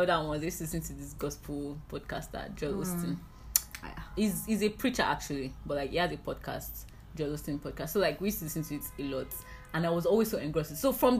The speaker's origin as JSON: {"language": "English", "country": "Canada", "said": "I'm actually Canadian"}